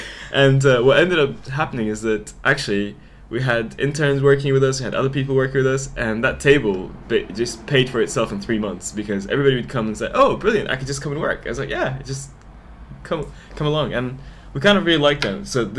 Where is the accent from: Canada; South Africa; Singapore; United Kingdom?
United Kingdom; So I decided to, because I'm British, so I was like, I'll go back to the UK, this is awesome.